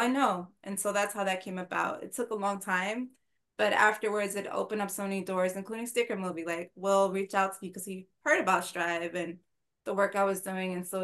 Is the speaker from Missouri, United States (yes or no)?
no; New York City, New York, United States; I'm from Harlem